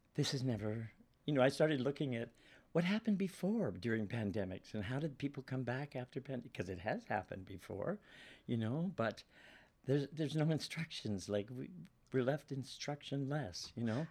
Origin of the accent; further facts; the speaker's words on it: Guelph, Ontario, Canada; moved away as an adult; also born or lived in Toronto / Vancouver; I'm born in Guelph, which is sixty miles from Toronto